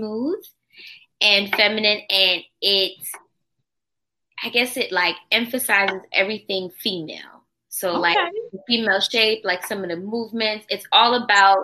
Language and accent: English; Florida, United States; moved away; I'm originally from Florida